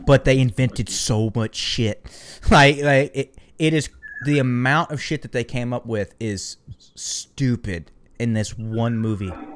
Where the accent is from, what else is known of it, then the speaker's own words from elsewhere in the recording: the American South, United States; I'm from the American South.